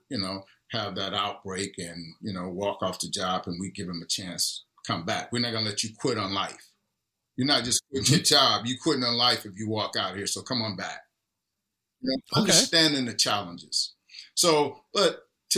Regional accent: East Texas, United States; now in Seattle, United States; growing up in a little small town in East Texas where I lived through it

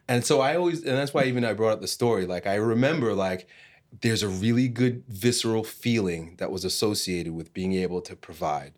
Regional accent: Long Island, New York, United States; growing up in Long Island, New York

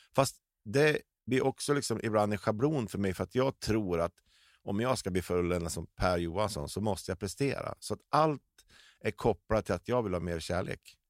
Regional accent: Delsbo, Gävleborg County, Sweden; jag är uppvuxen i Delsbo.

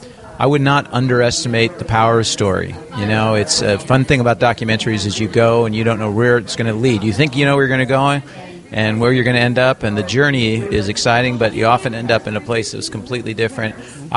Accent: Los Angeles, California, United States; We're from Los Angeles. We don't know anybody in Charleston.

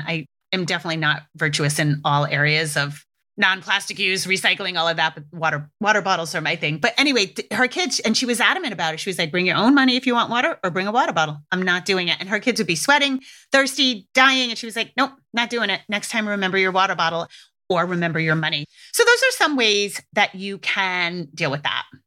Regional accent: New England, United States; I grew up in New England

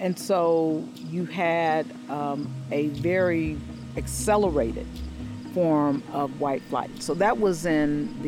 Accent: Gary, Indiana, United States; Growing up in Gary was great.

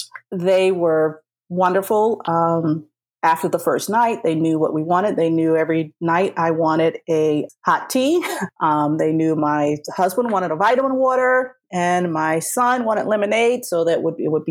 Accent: South Carolina, United States; moved away; I'm a Southern girl. I'm originally from South Carolina

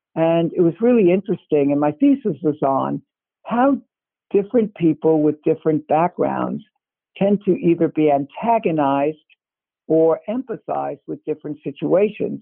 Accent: New York City, New York, United States; moved away as an adult; also born or lived in Cambridge, Massachusetts / Ithaca, New York; I am from Brooklyn, New York

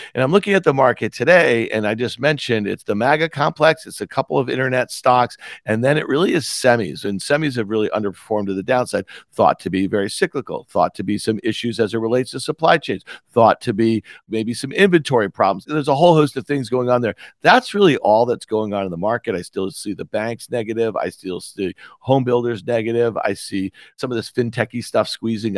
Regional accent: Syracuse, New York, United States; also born or lived in New Jersey; in nineteen eighty-three, we moved from New Jersey to Syracuse.

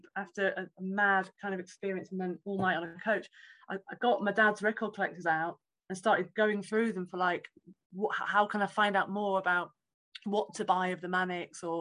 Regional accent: Knaresborough, Yorkshire and the Humber, United Kingdom; So back up to Knaresborough, my hometown, from Hertfordshire through the night, got home.

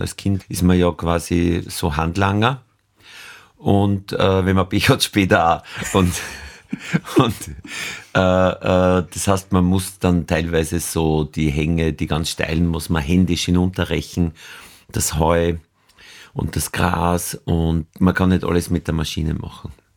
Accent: Nöchling, Lower Austria, Austria; Das war gerade nicht Oberösterreich, das war an der Grenze zu Oberösterreich in Niederösterreich, südliches Waldviertel, aber eigentlich fast an der Donau, also der erste Hügel über der Donau. Da ist der Bauernhof

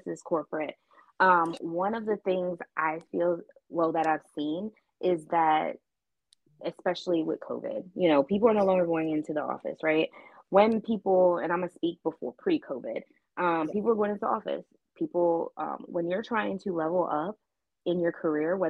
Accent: Baltimore, Maryland, United States; moved away as an adult; also born or lived in Japan / Tucson, Arizona / London / Atlanta; I am originally from Baltimore, Maryland

